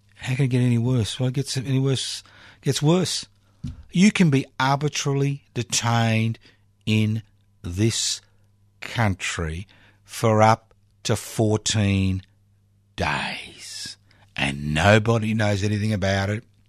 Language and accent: English; Australia